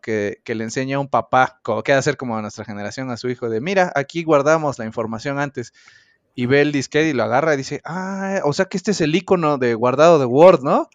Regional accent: Mexico; como buena persona responsable mexicana que soy

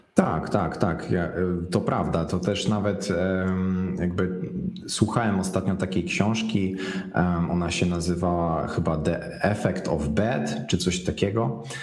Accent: Szczecin, West Pomeranian Voivodeship, Poland; ze Szczecina, bo jestem ze Szczecina

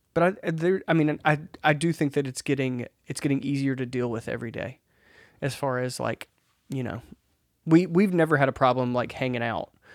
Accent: Mississippi, United States; I grew up in Mississippi where there's not even that much concrete

